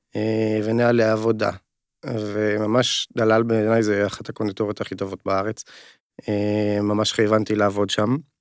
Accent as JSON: {"language": "Hebrew", "area": "Upper Galilee", "region": "Northern District", "country": "Israel", "tie": "born or raised there", "moved": "as an adult", "said": "במקור אני מהגליל העליון"}